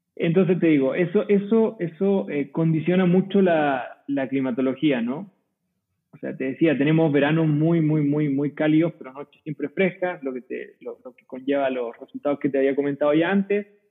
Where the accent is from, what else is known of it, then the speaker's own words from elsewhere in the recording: Curicó Valley, Maule, Chile; moved away as an adult; now in Coahuila, Mexico; soy chileno, eh, ¿Y cómo llegué acá? Bueno, nunca me gustó mucho la idea de quedarme en el mismo lugar en el que había vivido toda mi vida. soy de una zona productora de vino, típica productora de vino en Chile, se llama Valle de Curicó